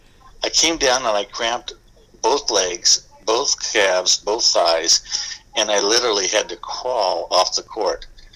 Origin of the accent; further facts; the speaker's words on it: Manhattan Beach, California, United States; Yeah, I lived in Manhattan Beach. I was born in Manhattan Beach, and the other side of the Pacific was all cornfields in those days.